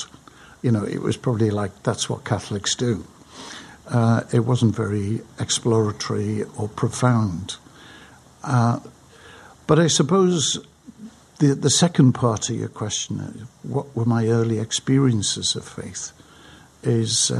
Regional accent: Crosby, North West England, United Kingdom; now in London, United Kingdom; life in the 40s, 50s and the 60s in the north side of Liverpool in Crosby

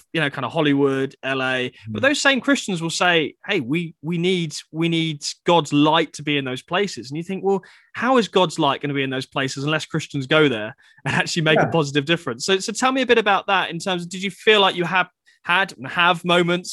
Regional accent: United Kingdom; as a Brit

